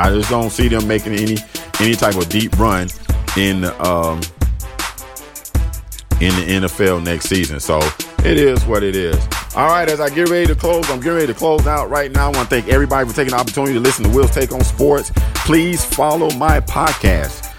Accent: Florida, United States; my home state of Florida.

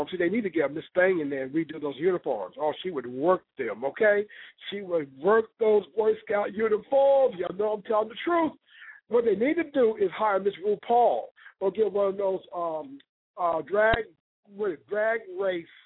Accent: Ohio, United States; also born or lived in Chicago; but I'm from Ohio. I lived in Chicago. I lived all over the world.

